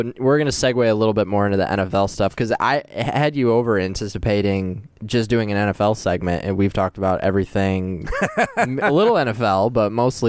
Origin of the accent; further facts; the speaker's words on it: Gaylord, Michigan, United States; moved away as an adult; also born or lived in Houston, Texas; now in Grand Rapids, United States; So I was born in Houston. My parents were living there at the time, and when I was one, my dad bought a small business up in Gaylord.